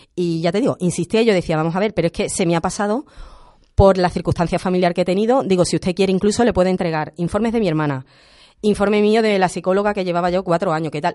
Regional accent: Andalusia, Spain; soy andaluza por convicción

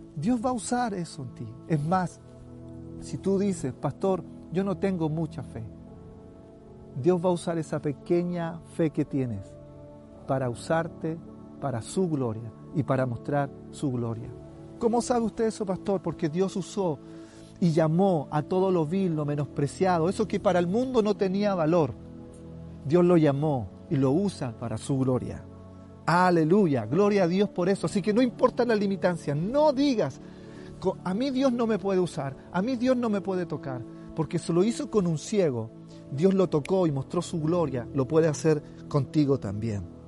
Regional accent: Chile

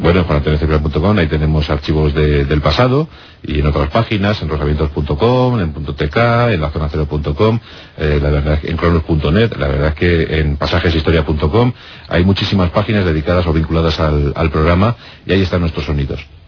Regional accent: Spain; pulcros que somos en España

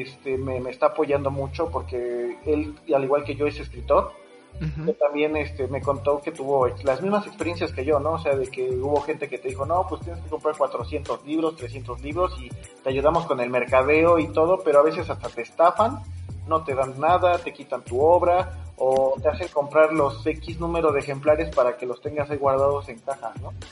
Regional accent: Mexico; como mexicano como paisano

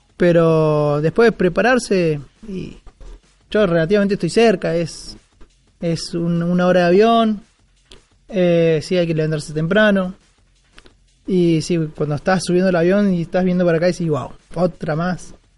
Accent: Córdoba, Argentina; yo soy de Córdoba

